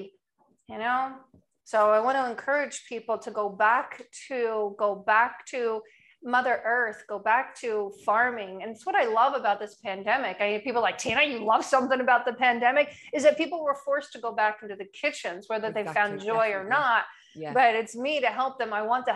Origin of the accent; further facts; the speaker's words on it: New Jersey, United States; now in Annapolis, United States; I'm originally from New Jersey